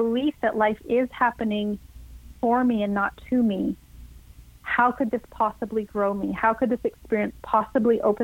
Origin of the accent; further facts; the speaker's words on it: Canada; a Canadian girl growing up in a small farming town